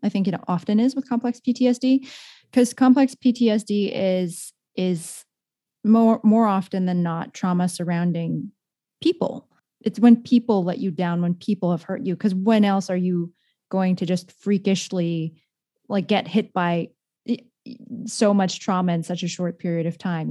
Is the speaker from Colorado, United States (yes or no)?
no; San Jose, California, United States; a young Asian woman growing up in San Jose, California